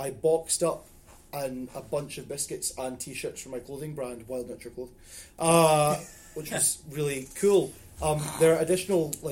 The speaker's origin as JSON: {"language": "English", "region": "Scotland", "country": "United Kingdom", "said": "I'm Scottish"}